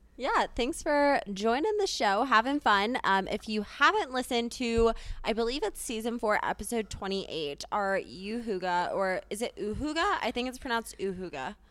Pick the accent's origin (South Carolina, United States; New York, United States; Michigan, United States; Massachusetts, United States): South Carolina, United States; Charleston; moved away as an adult; now in Denver, United States; I'm originally from Charleston, South Carolina, but came out to school here